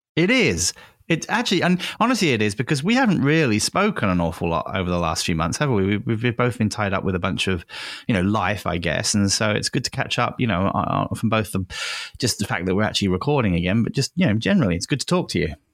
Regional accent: England, United Kingdom; moved away; I grew up in England

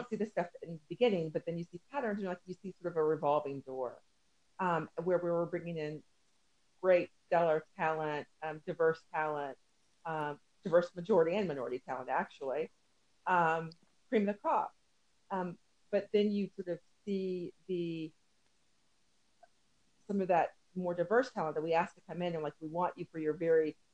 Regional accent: Tennessee, United States; moved away as an adult; also born or lived in Midwest; I'm originally from Tennessee.

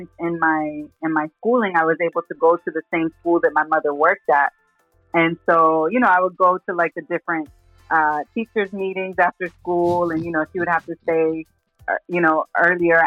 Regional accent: Texas, United States; also born or lived in Brooklyn, New York; Raised in Texas

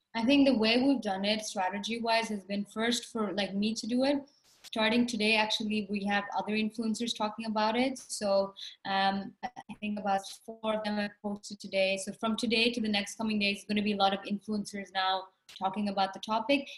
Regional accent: India; growing up in India, it's an extreme stigma to be darker skinned

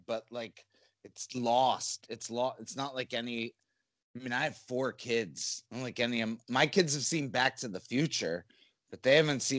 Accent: New Jersey, United States; I'm from New Jersey. We were feral. The parents were all, I'm Generation X.

